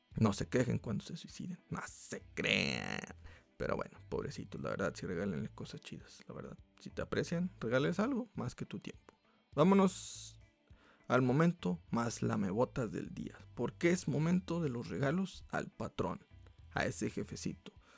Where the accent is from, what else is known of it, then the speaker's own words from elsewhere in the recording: Mexico; como buen mexicano